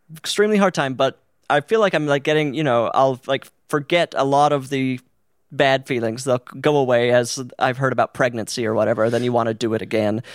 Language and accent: English; Utah, United States; born or raised there; moved away